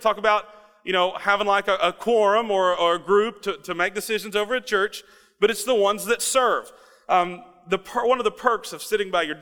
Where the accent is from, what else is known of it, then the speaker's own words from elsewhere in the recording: Russell Springs, Kentucky, United States; When I was growing up in Russell Springs, Kentucky